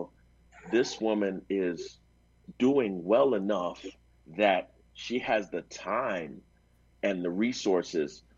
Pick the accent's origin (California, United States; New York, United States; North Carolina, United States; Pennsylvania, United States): New York, United States; New York City; I'm from New York City